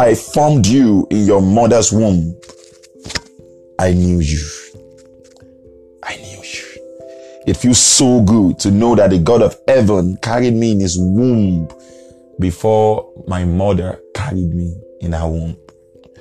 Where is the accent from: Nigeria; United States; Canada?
Nigeria